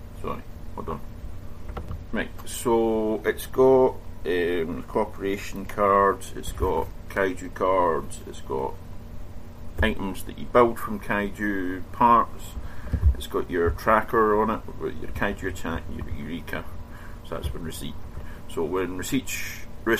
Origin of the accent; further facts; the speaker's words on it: Scotland, United Kingdom; I'm Scottish.